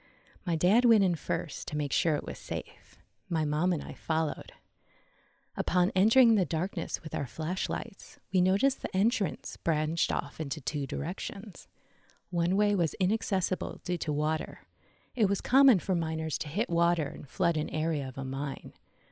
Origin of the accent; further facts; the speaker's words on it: South Dakota, United States; I grew up in South Dakota near the Black Hills